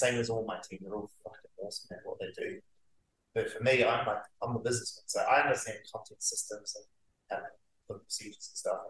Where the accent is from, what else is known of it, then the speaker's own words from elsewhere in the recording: Auckland, New Zealand; moved away as an adult; I come from South Auckland. I grew up poor